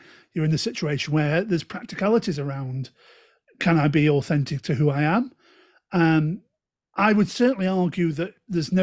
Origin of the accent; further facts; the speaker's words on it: Stoke-on-Trent, West Midlands, United Kingdom; Hey up, ducks, as I'm saying from Stoke